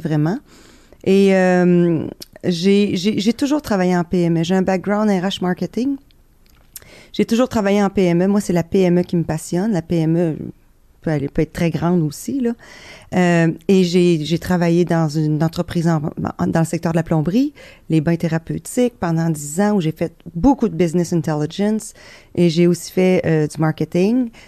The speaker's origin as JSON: {"language": "French", "area": "Beauce", "region": "Quebec", "country": "Canada", "said": "je suis Beauceronne"}